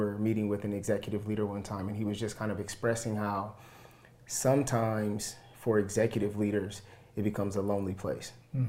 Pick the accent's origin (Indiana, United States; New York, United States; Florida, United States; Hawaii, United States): Indiana, United States; Fort Wayne; This is my wife … And as you mentioned, we are born and raised in Southeast Fort Wayne.